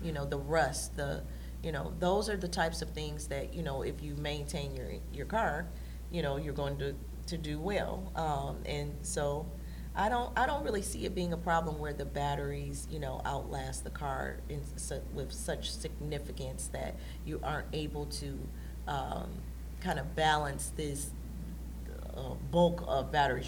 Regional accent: Detroit, Michigan, United States; we were on the northwest side of Detroit

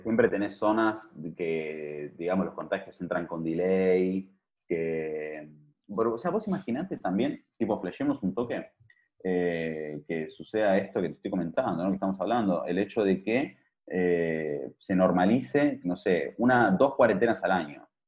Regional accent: Argentina; moved away; yo soy argentino, pero no vivo allá hace tiempo

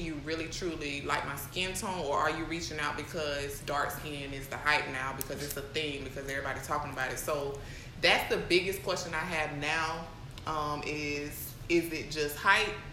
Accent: Jacksonville, United States; I'm from Jacksonville

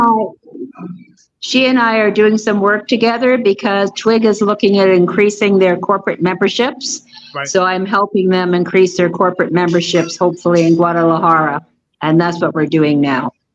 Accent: England, United Kingdom; moved away; also born or lived in Canada; I was born in England

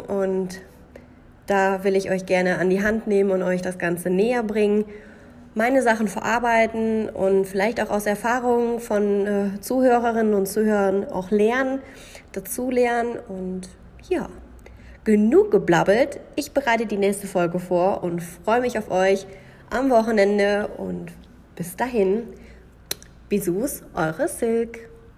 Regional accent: Münsterland, North Rhine-Westphalia, Germany; moved away as an adult; now in Switzerland; das Münsterland noch eine Rolle spielen. Es bleibt nicht aus, es ist meine Heimat

